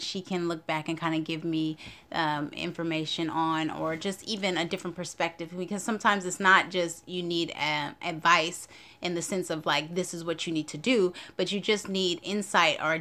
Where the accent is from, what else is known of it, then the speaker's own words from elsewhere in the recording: Oakland, California, United States; now in Long Beach, United States; I'm originally from Oakland, California